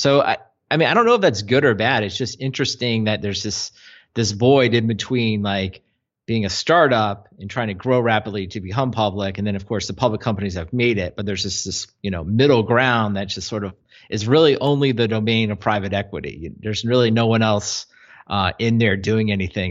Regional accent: Mid-Atlantic, United States; also born or lived in North Carolina; growing up in the Mid-Atlantic

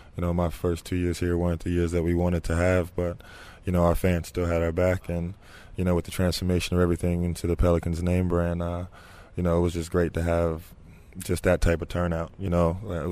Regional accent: New Jersey, United States; moved away as an adult; now in New Orleans, United States; I'm from New Jersey. You know, I love my home state

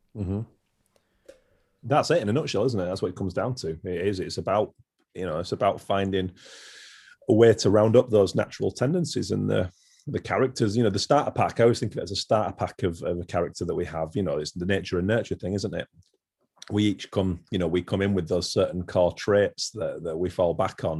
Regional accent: near Haworth, Yorkshire and the Humber, United Kingdom; I grew up in West Yorkshire and where we lived is near Haworth

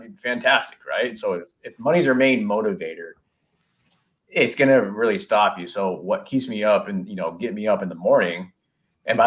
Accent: Silicon Valley, California, United States; growing up in Silicon Valley

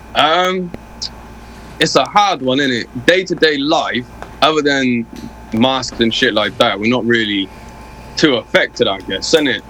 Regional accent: Oxford, South East England, United Kingdom; born or raised there

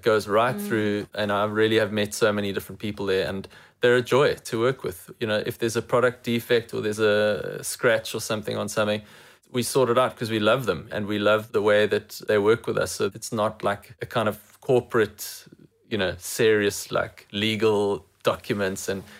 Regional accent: England, United Kingdom; As an English person, I don't have the negative connotation

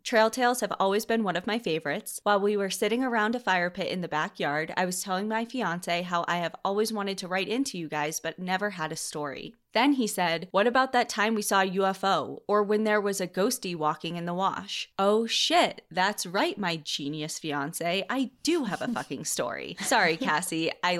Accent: Arizona, United States; To begin, I will say that growing up in Southern Arizona, I was raised in the outdoors.

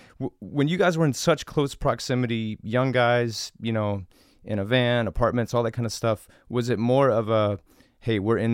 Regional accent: Tennessee, United States; we grew up in Tennessee

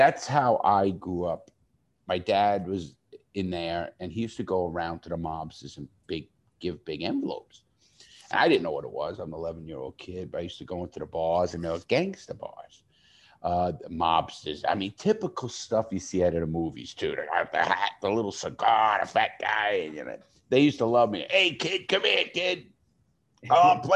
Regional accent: New York City, New York, United States; I grew up in the Bronx, New York

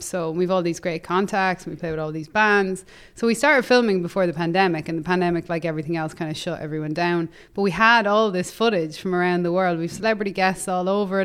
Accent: Ireland; moved away; in Ireland, my hometown

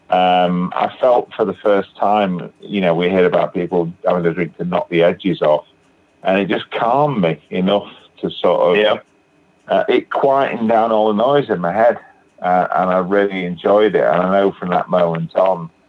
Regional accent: England, United Kingdom; I'm uh, from England. I live in uh, a place called Batley, which is in West Yorkshire, which is in the north of England.

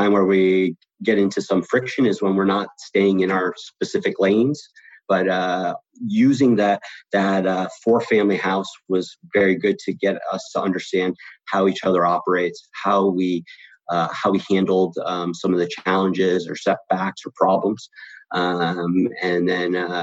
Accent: West Springfield, Massachusetts, United States; now in Los Angeles, United States; I'm originally from West Springfield, Massachusetts, so the western part of the state, and I had moved out to California

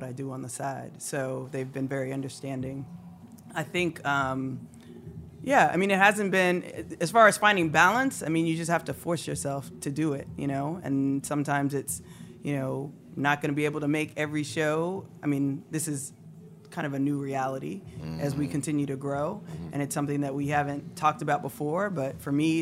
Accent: Raleigh, North Carolina, United States; moved away as an adult; also born or lived in Greensboro; now in Brooklyn, United States; North Carolina. I'm from Raleigh

